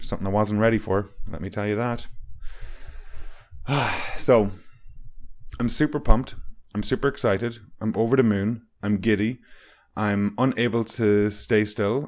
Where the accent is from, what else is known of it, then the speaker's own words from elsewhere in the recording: Strandhill, Connacht, Ireland; moved away; Voya is a company in my hometown